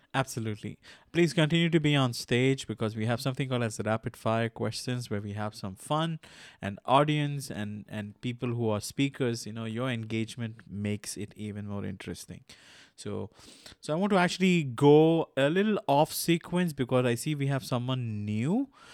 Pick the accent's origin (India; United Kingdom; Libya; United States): India; I'm from India